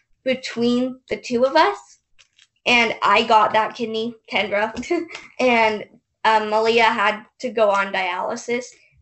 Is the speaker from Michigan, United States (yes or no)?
no; Salt Lake City, Utah, United States; We are 17 and from Salt Lake City, Utah. So we were born conjoined at the pelvis.